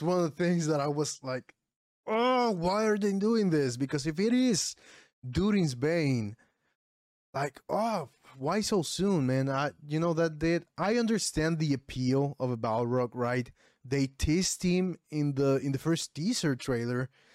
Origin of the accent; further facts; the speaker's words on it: Puerto Rico; English is a second language; I'm from Puerto Rico.